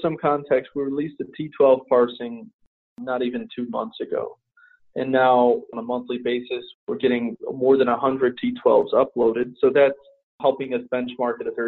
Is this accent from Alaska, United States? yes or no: no; Chicago, Illinois, United States; my hometown of Chicago